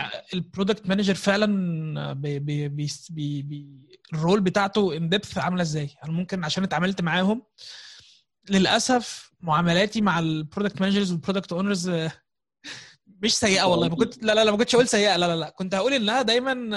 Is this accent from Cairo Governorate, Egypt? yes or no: no; Gharbia, Egypt; انا من الغربيه